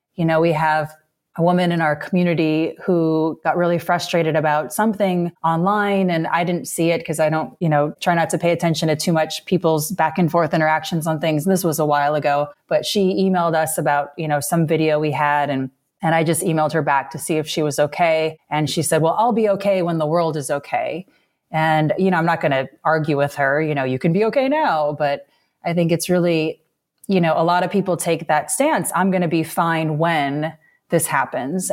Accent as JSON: {"language": "English", "region": "Illinois", "country": "United States", "tie": "born or raised there", "moved": "yes", "said": "growing up in Illinois"}